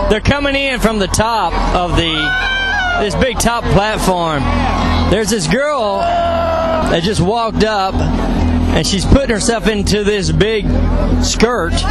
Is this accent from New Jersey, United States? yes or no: no; Chicago, Illinois, United States